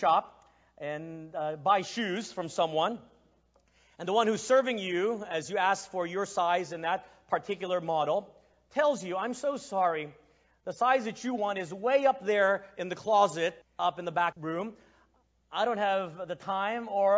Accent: Texas, United States; moved away as an adult; also born or lived in Philippines; now in Asia; I am ethnically Chinese, but I was born in the Philippines and I grew up in Texas

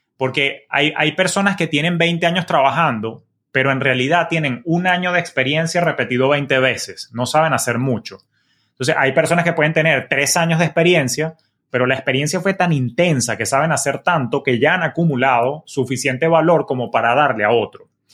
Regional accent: Venezuela; moved away as an adult; now in Miami, United States; yo soy oriundo de Venezuela

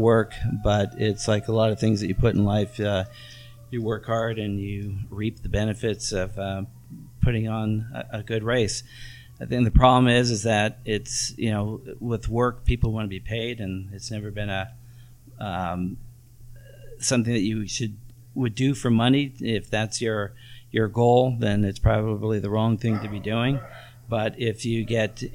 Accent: Bay Area, California, United States; now in Nevada City, United States; I grew up in the Bay Area

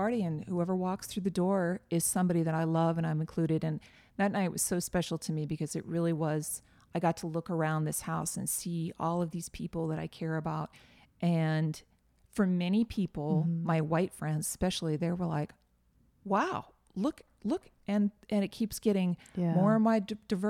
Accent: Northeast, United States; And, I grew up in the Northeast.

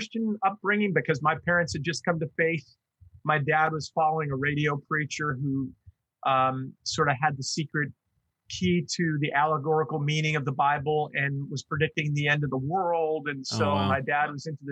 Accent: Long Island, New York, United States; also born or lived in Iowa / Bay Area, California; now in Michigan, United States; I grew up on Long Island, New York.

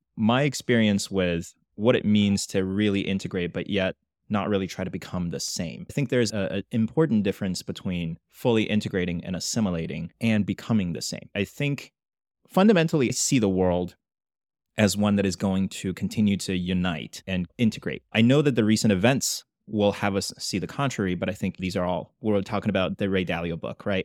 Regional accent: China; now in United States; growing up in China, I was never a minority

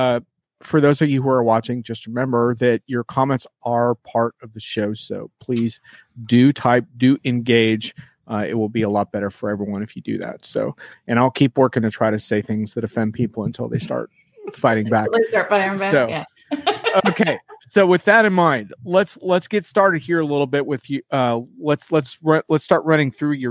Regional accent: Tulsa, Oklahoma, United States; I'm from Tulsa

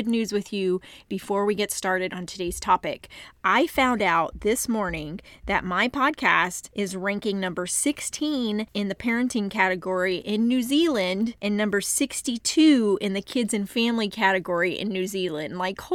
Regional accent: Texas, United States; I am from Texas

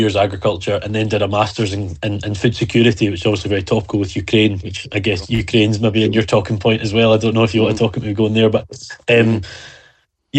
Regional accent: Isle of Arran, Scotland, United Kingdom; now in Dumfries, United Kingdom; I was from the Isle of Arran, which is absolutely true.

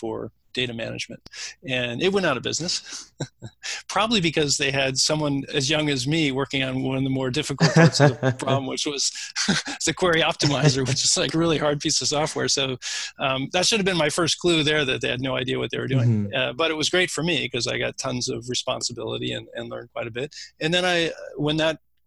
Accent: Silicon Valley, California, United States; I grew up in Silicon Valley

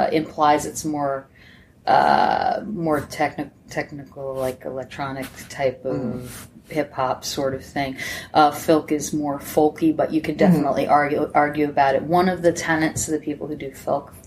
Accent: Scranton, Pennsylvania, United States; I'm from Scranton.

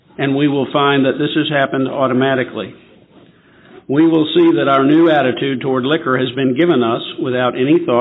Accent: Memphis, Tennessee, United States; I'm from Memphis, Tennessee.

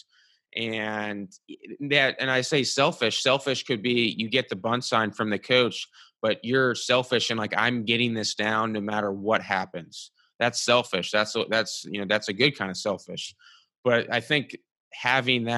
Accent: Cincinnati, Ohio, United States; I grew up in Cincinnati

